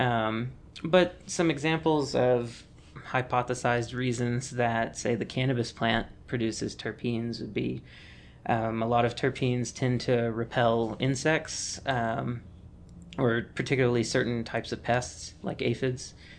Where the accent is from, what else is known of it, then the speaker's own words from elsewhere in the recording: Mississippi, United States; moved away; I'm originally from Mississippi